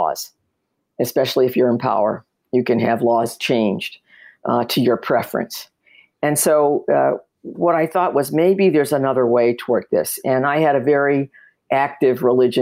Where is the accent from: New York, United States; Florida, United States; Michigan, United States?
Michigan, United States; Detroit; I grew up in Detroit, Michigan